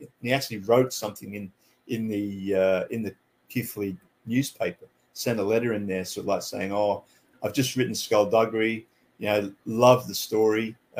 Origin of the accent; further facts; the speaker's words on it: Canada; moved away as an adult; also born or lived in England; now in Sydney, Australia; I actually live in Sydney, Australia at the moment. I was born in England, and then when I was about 10, moved to Canada, lived there for 10 years, went to high school there, and then moved here when I was about 18.